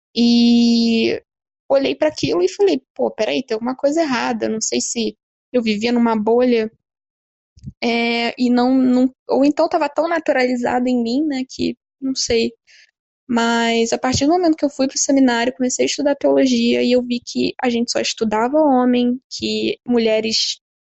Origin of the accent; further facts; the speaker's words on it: Rio de Janeiro, Brazil; eu tenho 28 anos, sou do Rio de Janeiro